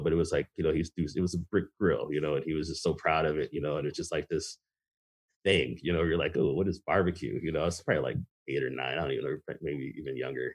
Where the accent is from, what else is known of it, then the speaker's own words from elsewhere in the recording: Racine, Wisconsin, United States; also born or lived in Michigan / Rancho Cucamonga, California; Uh, I grew up most of my life in Wisconsin. I was born in Michigan, and my parents moved us to California. We were super young. Uh, I lived in Cucamonga in the LA area until I was about seven or eight. Then I moved uh, moved here to Wisconsin